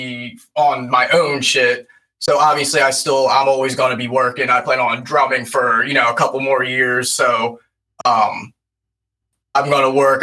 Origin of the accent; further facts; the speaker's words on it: Lancaster, Pennsylvania, United States; we're from Lancaster, Pennsylvania